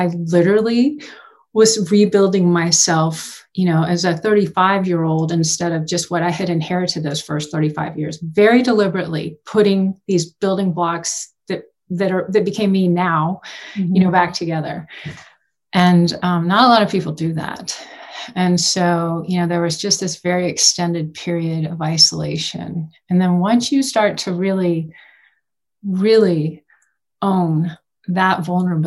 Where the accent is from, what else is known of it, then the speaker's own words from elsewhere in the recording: Houston, Texas, United States; moved away as an adult; now in Boulder, United States; I grew up in Houston